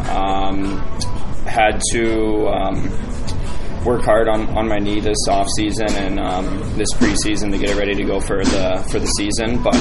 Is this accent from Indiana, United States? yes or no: yes; Westfield, Indiana, United States; I was just playing on the local youth team